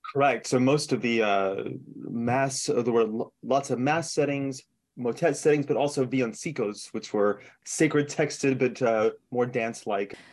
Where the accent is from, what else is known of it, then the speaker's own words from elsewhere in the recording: El Paso, Texas, United States; moved away; I, I grew up in El Paso, so I grew up in a Hispanic background